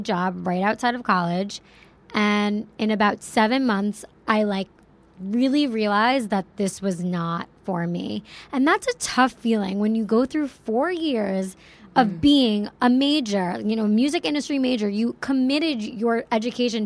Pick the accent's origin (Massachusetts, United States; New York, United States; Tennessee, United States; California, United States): New York, United States; Plainview; Long Island, New York. Yeah, I'm from a little town called Plainview